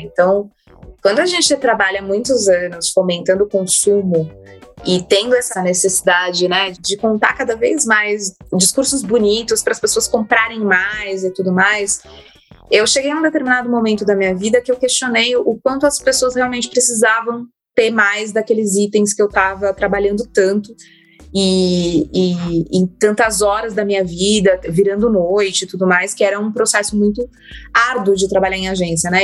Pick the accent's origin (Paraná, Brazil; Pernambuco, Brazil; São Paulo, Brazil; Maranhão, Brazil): São Paulo, Brazil; eu vim de, da periferia de São Paulo